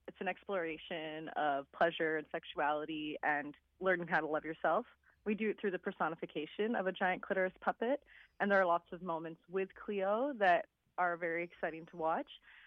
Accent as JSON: {"language": "English", "town": "Montreal", "region": "Quebec", "country": "Canada", "said": "I'm from Montreal"}